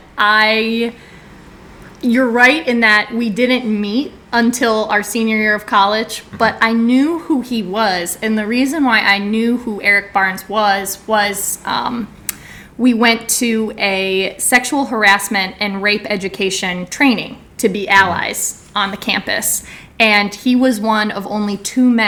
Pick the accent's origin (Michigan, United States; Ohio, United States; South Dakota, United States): Michigan, United States; outside of Detroit; now in Washington, D.C., United States; I am from outside of Detroit